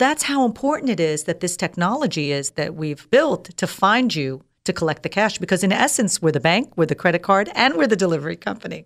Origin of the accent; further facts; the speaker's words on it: United States; moved away as an adult; also born or lived in Dubai; I'm an American girl, born and raised here